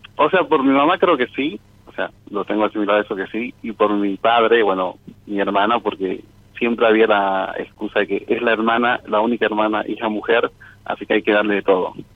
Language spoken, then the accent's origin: Spanish; Jujuy, Argentina; now in Córdoba, Argentina; yo soy de Jujuy, y estoy estudiando acá en Córdoba